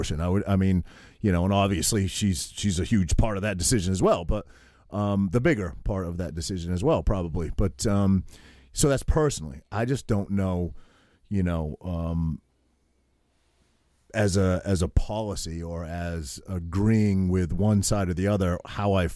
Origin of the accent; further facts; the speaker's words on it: Maine, United States; I grew up in Maine swimming in lakes and streams and ponds